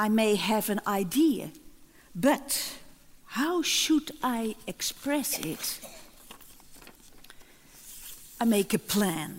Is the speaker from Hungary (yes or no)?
no; Netherlands; I came from the Netherlands